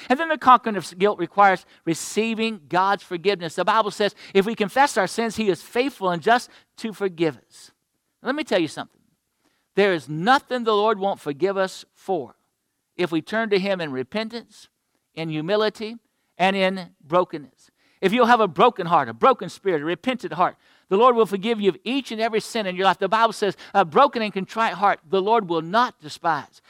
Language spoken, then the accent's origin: English; Florida, United States; my home state of Florida.